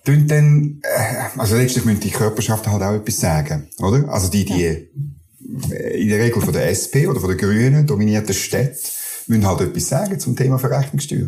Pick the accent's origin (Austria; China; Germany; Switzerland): Switzerland; Schwyz; also born or lived in Canton of Bern; now in Bern, Switzerland; ich komme ursprünglich aus dem Kanton